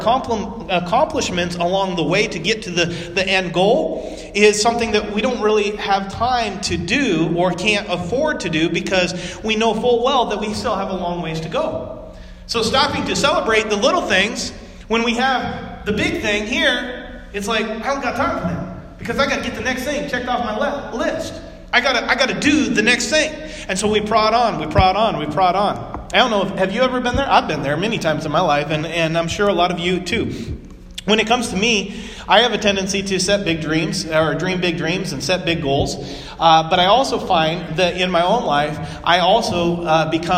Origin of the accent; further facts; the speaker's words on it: West Coast, United States; moved away; I grew up on the West Coast